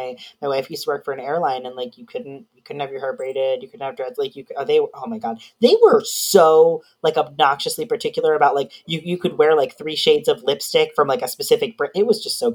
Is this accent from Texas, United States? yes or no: no; New York, United States; moved away; I'm from New York originally, so I have that, like, New York anger